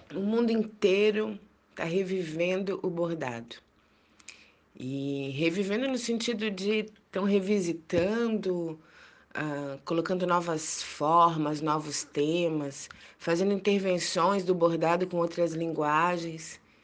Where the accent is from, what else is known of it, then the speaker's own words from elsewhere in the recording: Minas Gerais, Brazil; eu cresci em Minas Gerais